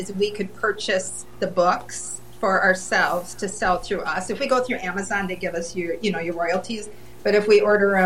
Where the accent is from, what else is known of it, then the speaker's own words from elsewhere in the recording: Minnesota, United States; moved away as an adult; now in Indiana, United States; I'm originally from Minnesota and moved here in 19, 97, I guess it was.